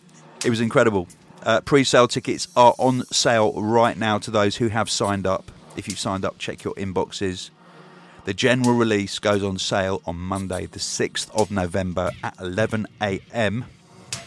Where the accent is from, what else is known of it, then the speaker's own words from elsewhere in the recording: Crimea, Ukraine; We're from Crimea in the Ukraine originally